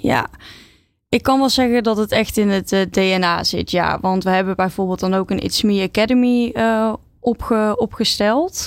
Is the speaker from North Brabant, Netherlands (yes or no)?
yes; Oosterhout, North Brabant, Netherlands; ik ben opgegroeid in uh, Oosterhout, stadje in eh, Noord-Brabant